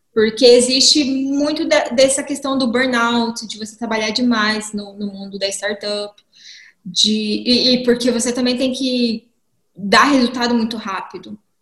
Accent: Dourados, Mato Grosso do Sul, Brazil; moved away as an adult; also born or lived in Campo Grande, Brazil; now in Brussels, Belgium; eu sou nascida e crescida em Dourados, Mato Grosso do Sul

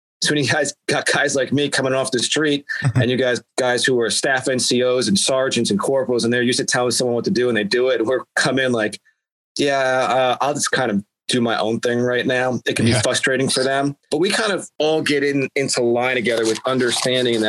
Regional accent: Long Island, New York, United States; I grew up in New York on Long Island

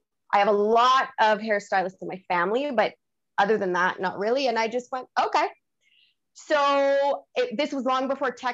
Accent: Canada; I'm French Canadian

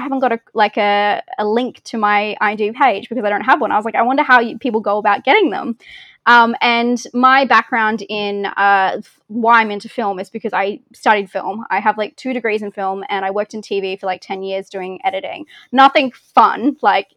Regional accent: Australia; accent: Australian; I say it with my weird Australian accent

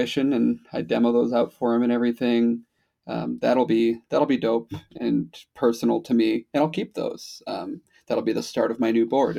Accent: Wisconsin, United States; I'm from Wisconsin

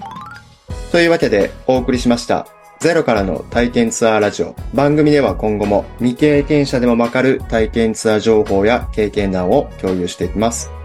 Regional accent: Osaka, Japan; 僕大阪出身

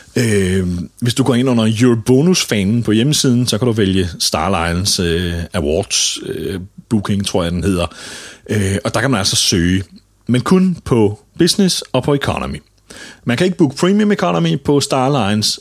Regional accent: Denmark; Og her er vi danskere langt bagud

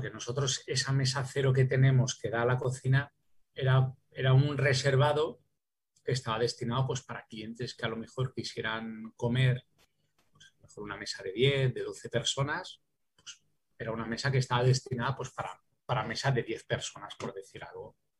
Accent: Valencian Community, Spain; also born or lived in Paris, France / Calpe; en mi, ciudad, en mi, tierra y que en este caso soy valenciano

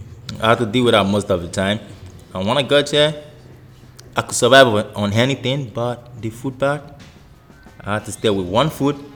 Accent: Lagos, Nigeria; moved away; I am from Lagos, Nigeria. Practically a Yoruba boy, so my African name should be

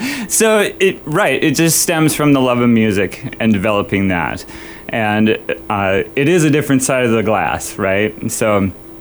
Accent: Bemidji, Minnesota, United States; also born or lived in Florida / Los Angeles / Chicago; I grew up in Bemidji

